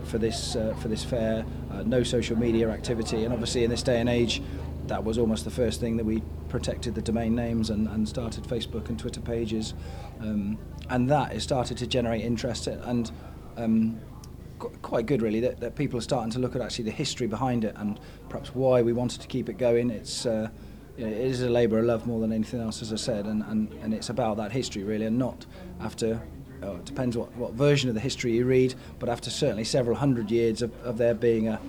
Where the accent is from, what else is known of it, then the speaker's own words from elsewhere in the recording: Sherborne, South West England, United Kingdom; I was born and raised in Sherborne, went to school in Sherborne, so yeah, I am a Sherbornean.